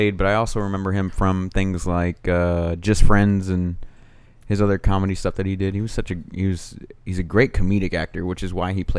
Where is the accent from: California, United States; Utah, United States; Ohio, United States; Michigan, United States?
California, United States; Pasadena; Growing up, I grew up in Pasadena, bro.